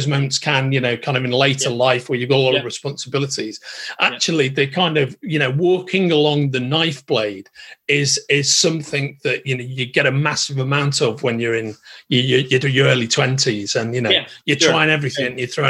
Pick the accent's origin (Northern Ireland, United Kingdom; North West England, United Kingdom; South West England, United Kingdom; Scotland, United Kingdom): North West England, United Kingdom; Merseyside; I'm actually from Merseyside, born and raised.